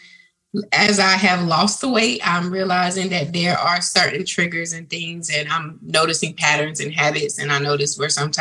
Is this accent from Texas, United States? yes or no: no; Georgia, United States; also born or lived in New York; I was born in New York, but I have lived in Georgia most of my life from the time that I was a toddler or infant. So I'm currently located in Smyrna, Georgia